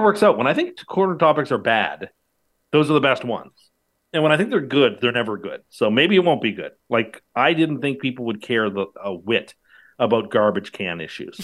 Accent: Canada; as a Canadian

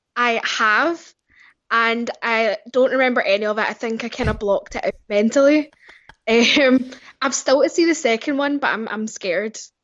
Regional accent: Glasgow, Scotland, United Kingdom; Yep, I'm from Glasgow in Scotland, um, and it's nice and cold and rainy here.

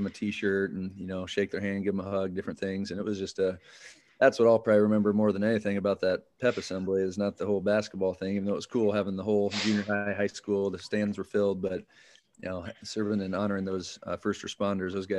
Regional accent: Winterset, Iowa, United States; born and raised in Winterset. I mean, lived here a majority of my life, other than the college days

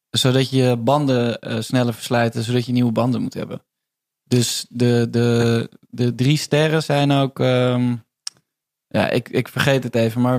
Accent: Amersfoort, Utrecht, Netherlands; Ja, het was ook niet stom. Maar ik kwam uit Amersfoort, hè? Dus ja.

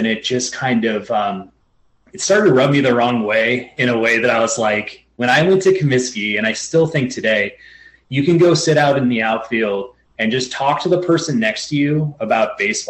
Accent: Skokie, Illinois, United States; also born or lived in Evanston, Illinois; I'm from Skokie, right next door to Evanston where I was born. And my entire family of aunts, uncles, cousins, we all grew up in those two cities.

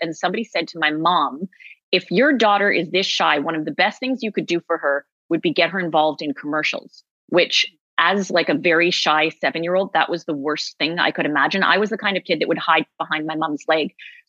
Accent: Toronto, Ontario, Canada; I am from Toronto

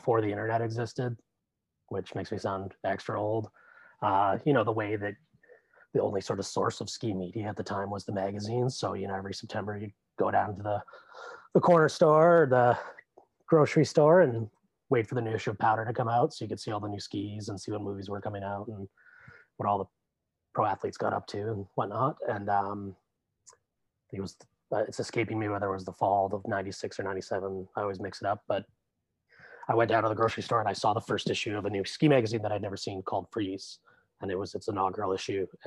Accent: Rossland, British Columbia, Canada; And I grew up in Rosslyn, British Columbia, Red Mountain

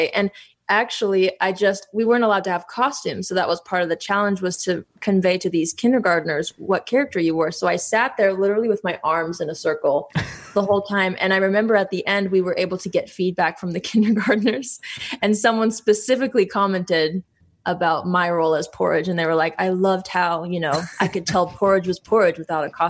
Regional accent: North Carolina, United States; I, I always tell people that I grew up in North Carolina though

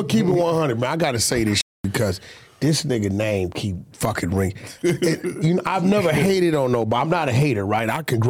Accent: Pacoima, California, United States; And I'm from Pacoima.

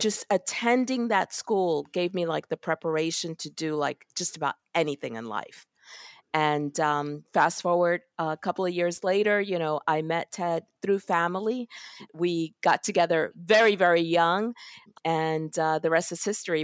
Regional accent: New York City, New York, United States; I was born in Brooklyn, in Park Slope, Brooklyn

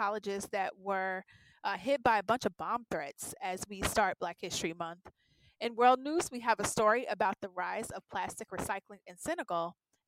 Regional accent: Cincinnati, Ohio, United States; moved away; I absolutely have to shout out my hometown, Cincinnati, Ohio

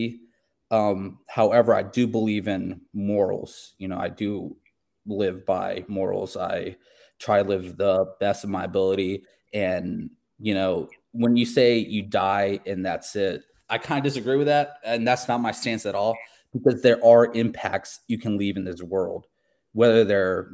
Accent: South Carolina, United States; I'm an atheist that was, you know, born and raised in South Carolina

